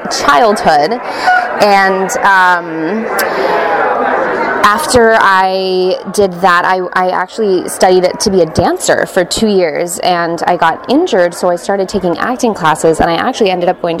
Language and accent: English; Seattle, Washington, United States; moved away as an adult; also born or lived in Pittsburgh; now in New York City, United States; I'm from Seattle, Washington. I went to school in Pittsburgh. I now live in New York City